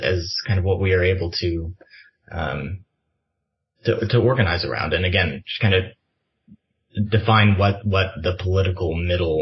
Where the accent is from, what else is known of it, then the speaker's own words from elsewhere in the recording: rural Kansas, United States; we have schools in rural Kansas that are struggling, in closing. The one in my hometown has closed.